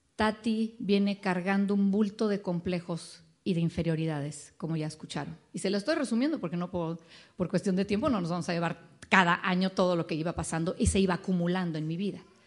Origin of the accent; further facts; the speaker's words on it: Mexico City, Mexico; moved away as an adult; now in Dallas, United States; nacimos en la Ciudad de México, ahí crecimos, ahí nos conocimos